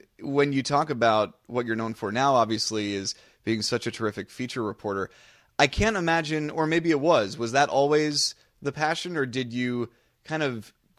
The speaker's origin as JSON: {"language": "English", "town": "Atlanta", "region": "Georgia", "country": "United States", "tie": "born or raised there", "said": "my hometown of Atlanta"}